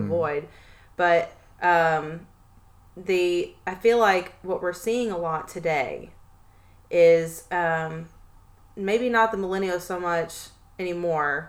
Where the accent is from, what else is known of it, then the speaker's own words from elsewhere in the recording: Tennessee, United States; we are from the South. Me and my cousin are from here, from mm-hmm. Tennessee